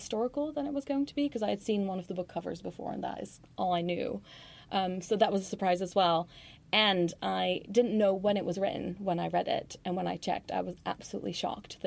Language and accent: English; Netherlands; moved away; I grew up in the Netherlands